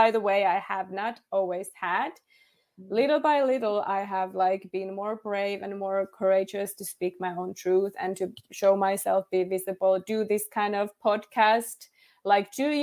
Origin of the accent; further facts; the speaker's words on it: Finland; first language Finnish; English is a second language; All of my life. I am from Finland.